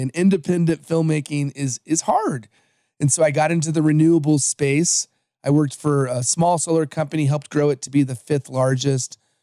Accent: Los Angeles, California, United States; also born or lived in American Samoa; I am from Los Angeles, but I was born in the island of American Samoa

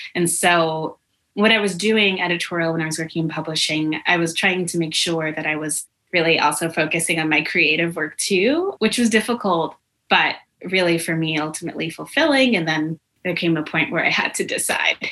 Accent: Connecticut, United States; a Panera in my hometown in Connecticut

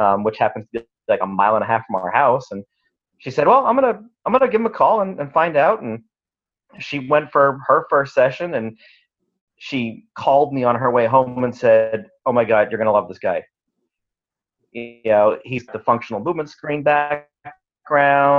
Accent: Northern Maine, United States; moved away; also born or lived in New Jersey / Rhode Island / Texas / North Idaho; I grew up in Northern Maine

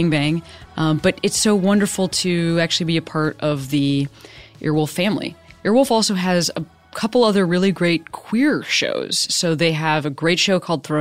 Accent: Chicago, Illinois, United States; moved away as an adult; also born or lived in Boston; I'm from Chicago also

